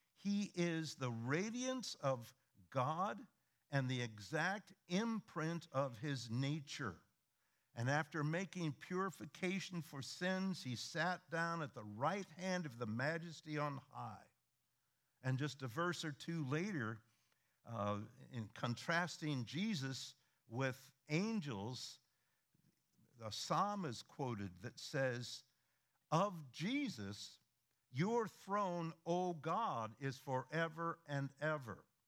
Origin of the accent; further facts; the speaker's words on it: Midwest, United States; moved away; we are originally from the Midwest